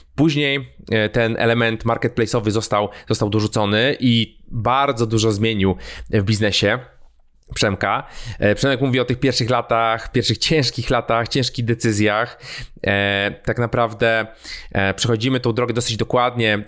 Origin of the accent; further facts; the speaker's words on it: Warsaw, Masovian Voivodeship, Poland; ja jestem z Warszawy, tutaj z Warszawy nadaję.